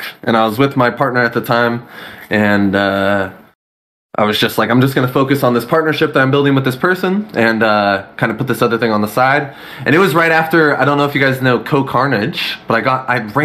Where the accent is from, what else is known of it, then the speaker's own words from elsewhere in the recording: California, United States; I've never been out of here, bro. This is all I know.